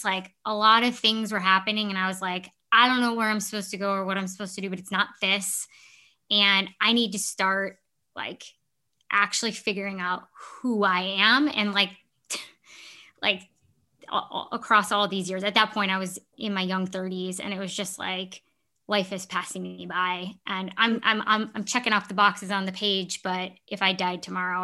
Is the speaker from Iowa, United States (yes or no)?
no; Chicago, Illinois, United States; moved away as an adult; also born or lived in Milwaukee; I grew up in the Chicago area, so I knew the Midwest